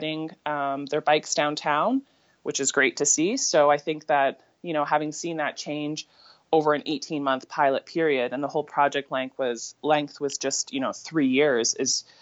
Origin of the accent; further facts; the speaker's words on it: St. Catharines, Ontario, Canada; also born or lived in Hamilton; now in Calgary, Canada; I grew up in St. Catharines